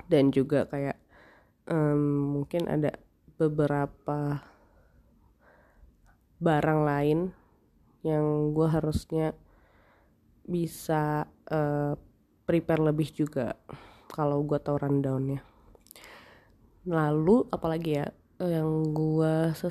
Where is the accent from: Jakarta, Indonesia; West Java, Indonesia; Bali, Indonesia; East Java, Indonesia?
Jakarta, Indonesia; tapi gue kan orang Jakarta ya gue bawa baju itu limited sekali